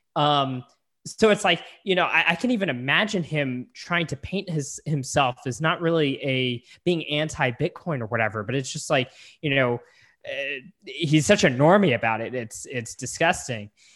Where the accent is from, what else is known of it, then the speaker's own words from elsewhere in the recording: San Antonio, Texas, United States; moved away; I'm originally from San Antonio